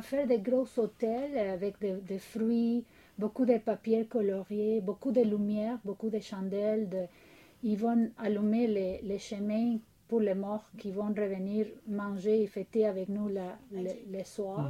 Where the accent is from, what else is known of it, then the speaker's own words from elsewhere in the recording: Mexico City, Mexico; first language Spanish; French is a second language; moved away as an adult; now in Quebec, Canada; je viens du Mexique, de la ville de Mexico